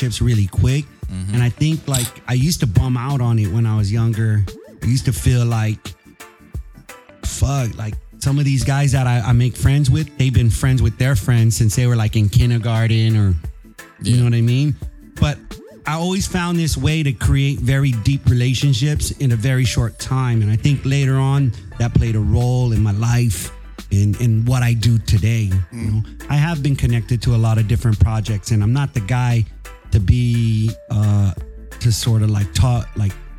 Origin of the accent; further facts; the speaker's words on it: Santa Rita, Guam; now in San Diego, United States; I'm originally from Santa Rita. Big up all my Santa Rita family out there, Southside.